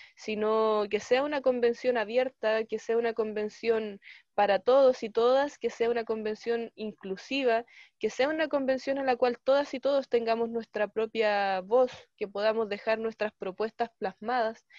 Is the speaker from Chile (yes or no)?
yes; Chile; como pueblos indígenas, como pueblos excluidos, como pueblos chilenos que también hemos sido empobrecidos